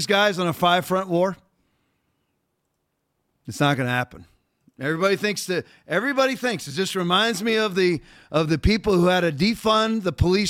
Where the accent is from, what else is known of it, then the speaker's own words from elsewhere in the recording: Redondo Beach, California, United States; born there; also born or lived in Norfolk, Virginia / Germany; I was raised in the military house. I was born in Redondo Beach, L.A. because my dad was serving in the Navy.